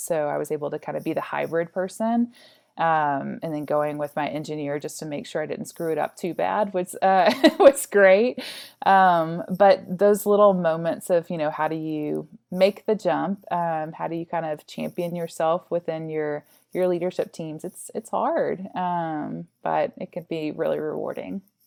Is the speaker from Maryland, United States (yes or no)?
no; Arkansas, United States; moved away; also born or lived in Austin; I'm originally from Arkansas